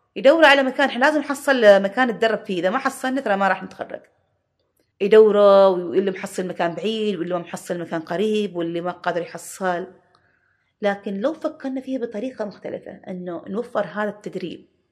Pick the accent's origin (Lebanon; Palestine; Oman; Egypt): Oman; احنا عمانيين